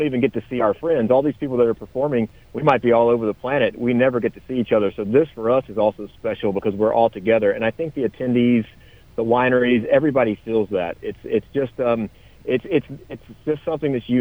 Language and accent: English; South Carolina, United States; I grew up in South Carolina, and in South Carolina, we have all these little beach towns.